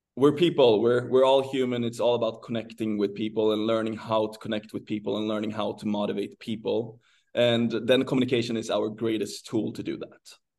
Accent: Sweden; moved away as an adult; I'm from Sweden

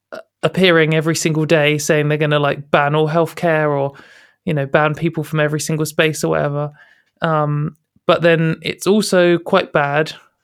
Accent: United Kingdom; because I guess as a British activist, I often compare myself and our situation to America

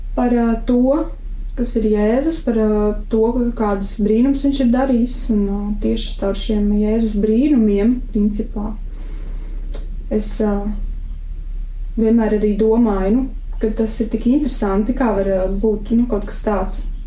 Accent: Jaunpils, Tukums Municipality, Latvia; mans ceļš arī sākās ar uzaugšanu Jaunpilī

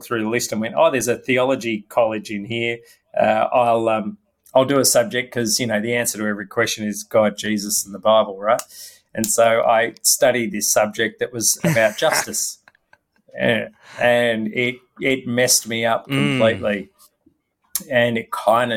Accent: Melbourne, Victoria, Australia; also born or lived in Malaysia; now in Sydney, Australia; I grew up in Melbourne

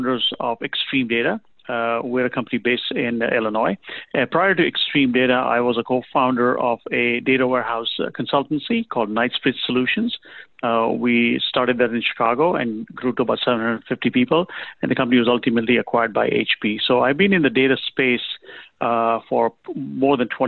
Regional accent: Kenya; also born or lived in England; now in United States; I was born in Kenya, raised there, grew up in England, started working there, came to the U.S. in 1988

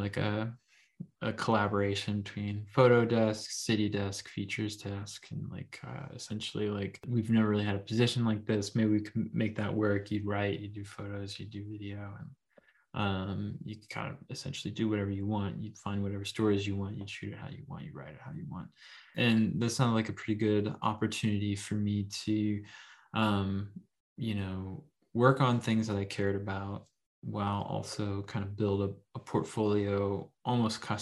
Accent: Rust Belt, United States; I'm from the Rust Belt, I've worked in factories and stuff like that.

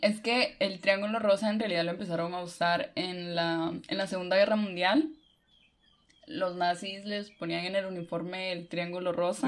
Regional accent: Honduras; now in Guatemala; yo vivo en Guate, pero soy de Honduras

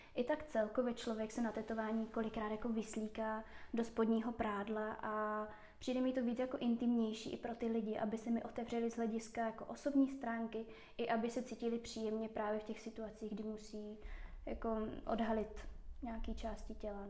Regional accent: Moravia, Czechia; moved away as an adult; now in Prague, Czech Republic; v Praze žiju 4 roky, původně jsem z Moravy

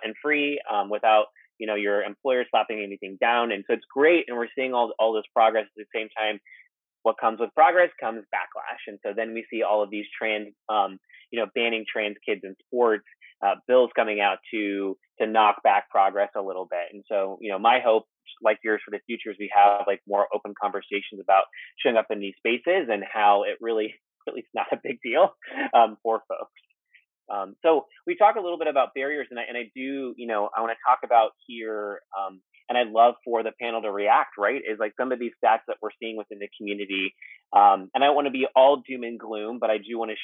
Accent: Texas, United States; moved away; my home state is Texas

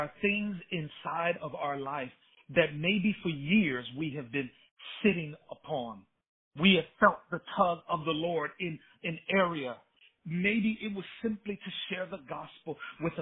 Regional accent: Chicago, Illinois, United States; moved away as an adult; now in North Texas, United States; I grew up in the city of Chicago

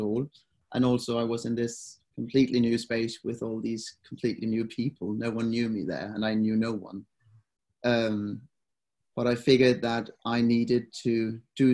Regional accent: Denmark; English is a second language; moved away as an adult; also born or lived in Exeter, England; now in Copenhagen, Denmark; I moved to Copenhagen. I'm originally from Jutland, moved here on my own

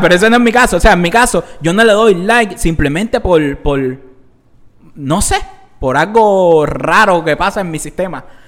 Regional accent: Cuba; entre los cubanos

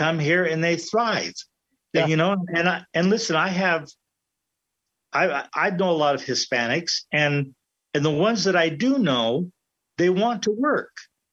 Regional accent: United States; I grew up here in America

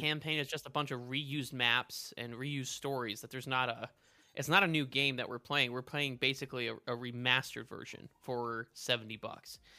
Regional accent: El Paso, Texas, United States; moved away; also born or lived in Midwest; growing up in El Paso, right, in Texas

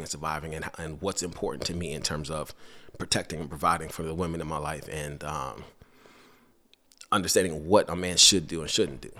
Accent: New York City, New York, United States; moved away; also born or lived in Georgetown, Guyana / Virginia; I grew up in Brooklyn for a period of time

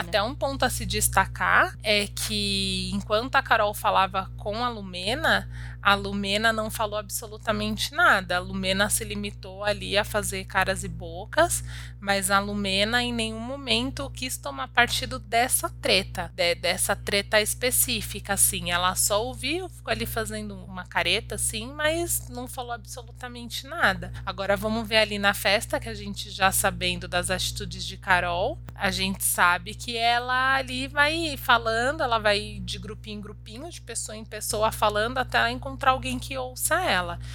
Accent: Nova Iguaçu, Rio de Janeiro, Brazil; Eu sou cria de Nova Iguaçu

